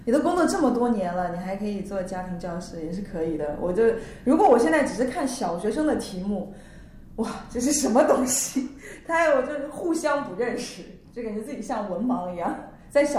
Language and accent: Chinese; northern China, China; now in Shanghai, China; 因为我在北方嘛，家里供暖，不像上海。